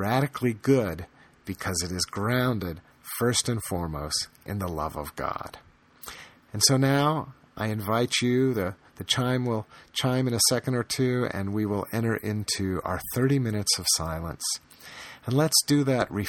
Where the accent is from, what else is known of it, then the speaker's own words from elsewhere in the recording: United States; born and bred in America in the years after World War II